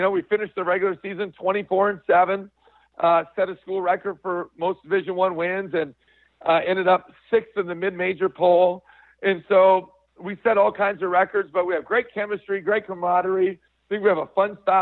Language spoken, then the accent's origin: English; Midwest, United States; moved away as an adult; also born or lived in Colorado / Nebraska; now in South Dakota, United States; I'm originally from the Midwest